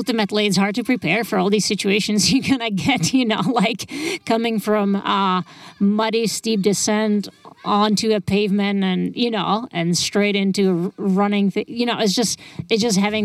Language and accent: English; Czechia; moved away as an adult; also born or lived in Lake Tahoe, California; I grew up in the Czech Republic